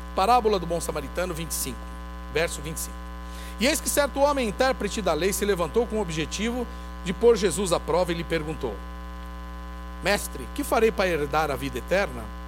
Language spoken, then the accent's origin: Portuguese; Brazil; como brasileiros